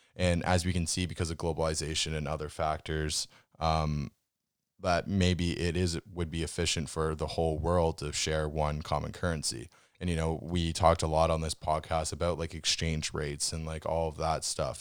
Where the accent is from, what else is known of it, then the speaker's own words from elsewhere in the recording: Canada; we come from Canada where we have super tight and hard banking regulations